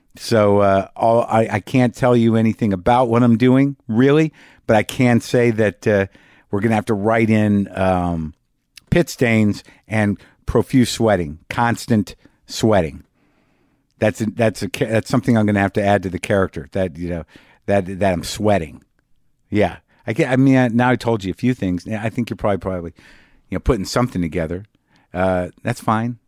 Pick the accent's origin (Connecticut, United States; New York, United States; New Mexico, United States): New Mexico, United States; I grew up in Alfalfa